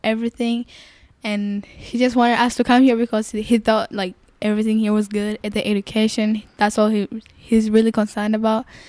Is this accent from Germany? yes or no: no; Kenya; also born or lived in Congo; now in Buffalo, United States; was born in Congo, and my parents, they moved. So, I grew up in Kenya, like, most of my life I grew up in Kenya.